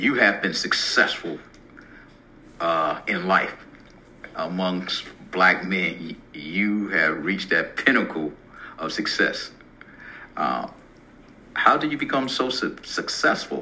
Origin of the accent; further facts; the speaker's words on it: Low Country, South Carolina, United States; I'm from the Low Country